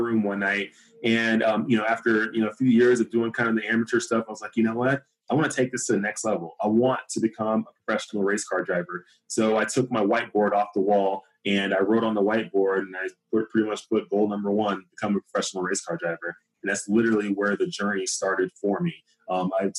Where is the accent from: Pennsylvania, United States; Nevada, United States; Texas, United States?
Texas, United States; Dallas; Growing up in Dallas, Texas, where I'm from